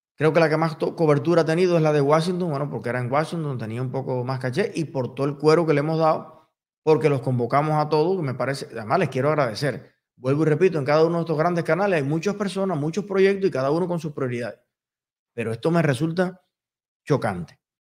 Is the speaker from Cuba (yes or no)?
yes; Cuba; soy latino, y soy latinoamericano, y soy cubano